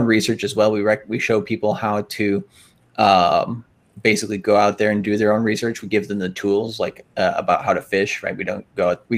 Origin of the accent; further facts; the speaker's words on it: Minnesota, United States; I'm from Minnesota